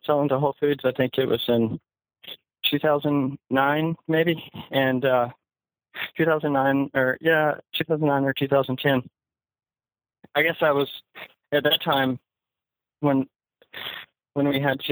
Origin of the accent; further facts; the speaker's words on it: Enterprise, Alabama, United States; moved away as an adult; now in Austin, United States; We're both from Southeast Alabama, went to high school in Enterprise, Alabama.